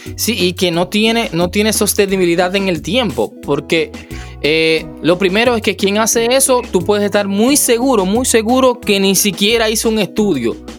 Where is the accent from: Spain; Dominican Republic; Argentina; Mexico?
Dominican Republic; En mi país, aquí en República Dominicana